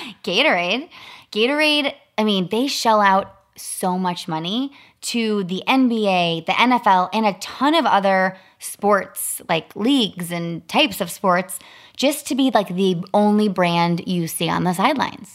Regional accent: Chicago, Illinois, United States; I grew up in Chicago

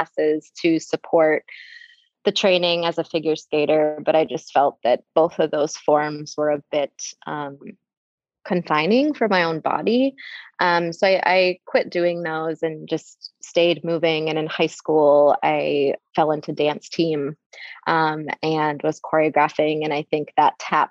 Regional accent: Wisconsin, United States; moved away as an adult; also born or lived in Bay Area, California; now in San Francisco Bay Area, United States; I grew up in Wisconsin in a really small town

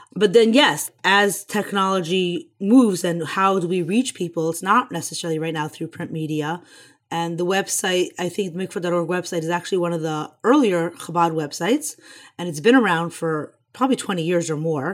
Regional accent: Houston, Texas, United States; moved away; also born or lived in Crown Heights, New York; I grew up on Shluchos in Houston, Texas

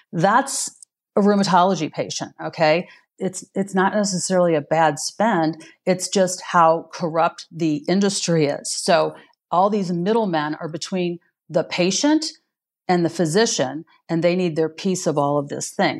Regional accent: Missouri, United States; my home state here in Missouri

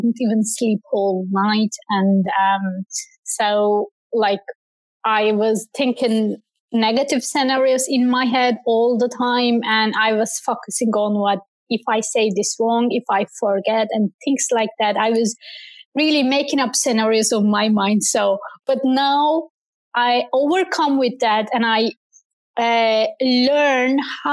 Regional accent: Turkey; English is a second language; now in Ireland; I used to read poems to our community center in my hometown back in Turkey

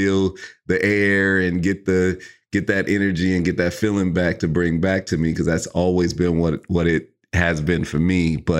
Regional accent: California, United States; obviously we're both from the Bay. We met in Oakland, and so to, you know, I have always had this need to go back just to get like replenished on the vibe.

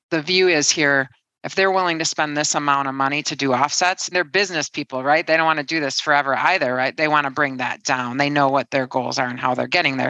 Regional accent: Detroit, Michigan, United States; moved away as an adult; now in London, United Kingdom; I'm born and raised in Detroit

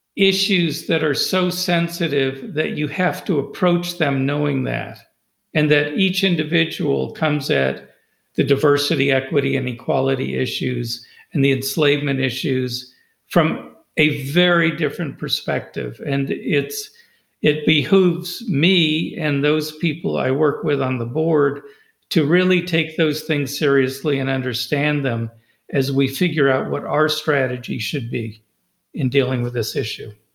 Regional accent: California, United States; now in Loudoun County, United States; where I grew up in California

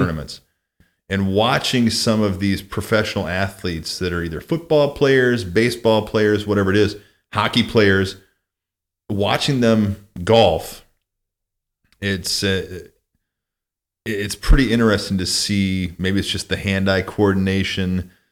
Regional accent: Mount Carroll, Illinois, United States; now in South Lake Tahoe, United States; where I grew up in Mount Carroll, Illinois

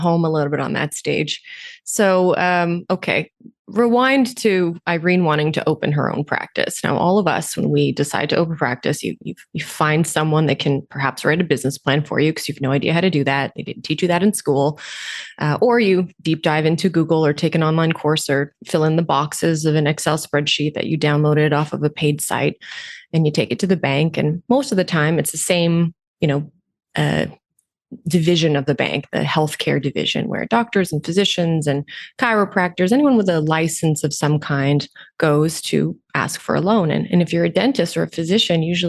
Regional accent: Romania; also born or lived in Canada; now in Toronto, Canada; I was born in Romania, communist country. Parents were refugees, moved to Canada.

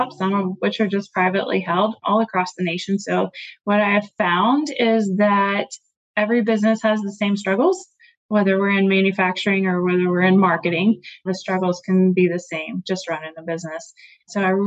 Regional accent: Tennessee, United States; moved away as an adult; My family and I just recently moved back to my home state of Tennessee

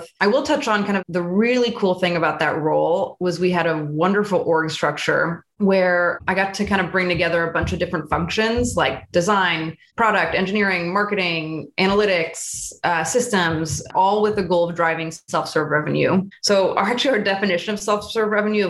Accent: Bay Area, California, United States; Born and raised in the Bay Area. My parents immigrated from France, so kind of have that connection

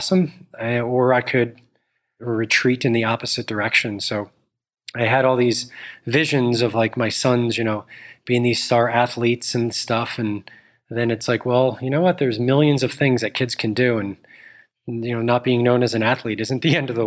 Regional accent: Northern New Jersey, United States; I grew up in Northern New Jersey.

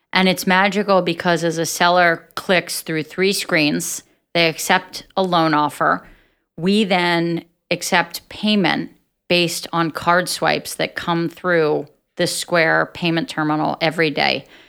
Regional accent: Atlantic City, New Jersey, United States; I'm from Atlantic City, and I grew up in a very entrepreneurial environment

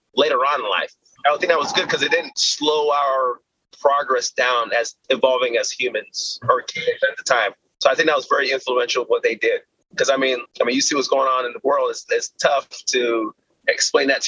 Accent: Austin, Texas, United States; I was born in Austin, Texas

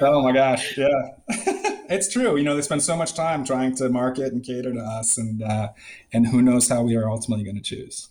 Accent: Middleton, Wisconsin, United States; moved away as an adult; also born or lived in San Diego, California; now in Chicago, United States; So I'm from Wisconsin and specifically Middleton, Wisconsin, which is a, a suburb. I guess it was small. It's grown quite a bit just west of Madison and great town to grow up in.

